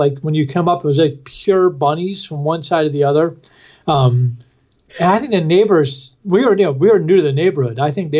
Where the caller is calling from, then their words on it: Arlington, Virginia, United States; I'm right outside of Washington, D.C. I'm at Discord House in Arlington, Virginia.